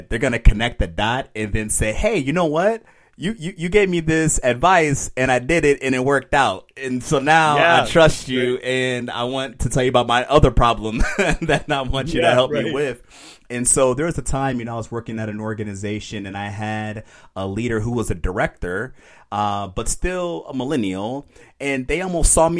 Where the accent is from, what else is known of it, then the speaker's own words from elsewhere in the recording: Aurora, Illinois, United States; moved away as an adult; I'm from Aurora. I'm for Aurora. I was born and raised there